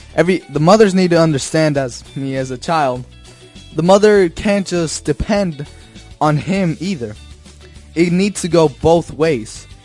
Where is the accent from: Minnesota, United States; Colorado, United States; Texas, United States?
Colorado, United States; Denver; I was born in the United States in Denver, Colorado. That's my hometown.